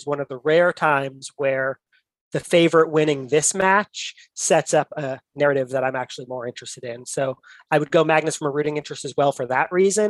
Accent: United States; as an American chess fan

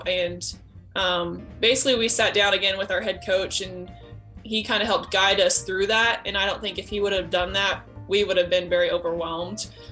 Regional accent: McPherson, Kansas, United States; also born or lived in Nebraska / Colorado / Oklahoma / Leavenworth, Kansas; I lived in McPherson since I was about four or five years old, um, somewhere around there. And so it basically was my home. Um, so not born there, but raised there all the way through grade school, um, K through 12

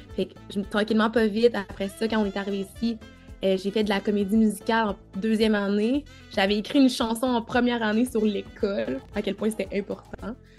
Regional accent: Quebec, Canada; also born or lived in Cameroon; je suis née au Cameroun et j'ai vécu là jusqu'à l'âge de 5 ans avant de, de venir euh, au Canada avec ma maman

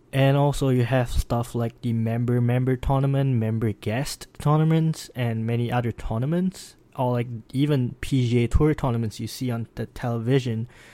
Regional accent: Singapore; moved away as an adult; now in Pennsylvania, United States; I'm from Singapore, and I'm currently studying professional

